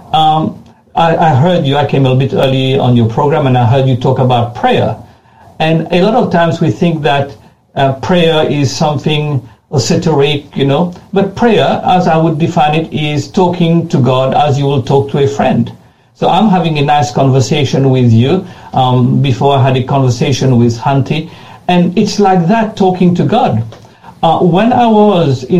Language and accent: English; Mauritius; accent: French; moved away as an adult; also born or lived in Ghana; When I was a young man, 19 years old, I left my home country, which is Mauritius